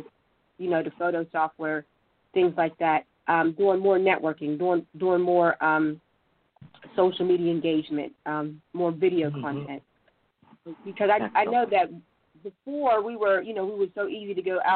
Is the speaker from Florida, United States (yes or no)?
no; Pittsburgh, Pennsylvania, United States; also born or lived in Monroeville; I'm from Pittsburgh, born and raised from Pittsburgh